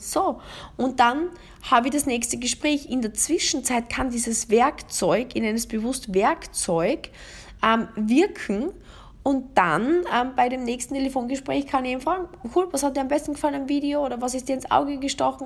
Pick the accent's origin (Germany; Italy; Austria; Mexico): Austria; bei uns in Österreich